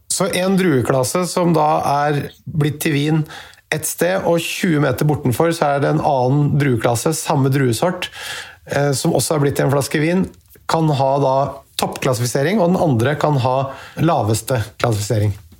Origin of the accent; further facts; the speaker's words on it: Norway; vi her hjemme i Norge